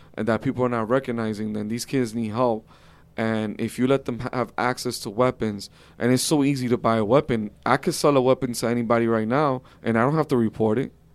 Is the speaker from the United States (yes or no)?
yes; United States; as an American